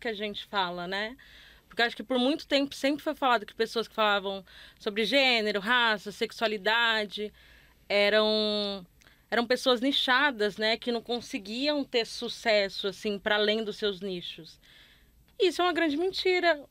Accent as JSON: {"language": "Portuguese", "region": "Northeast Region", "country": "Brazil", "tie": "born or raised there", "also_born_or_lived": "Rio de Janeiro", "moved": "as an adult", "said": "sou nordestina, mas eu cresci numa cidade de interior em que não tinha nada de movimento LGBT"}